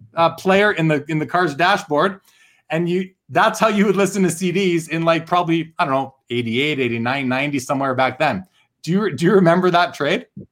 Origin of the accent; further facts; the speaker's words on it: Winnipeg, Manitoba, Canada; I grew up in Winnipeg, and I was going to card shops in the mid to late '80s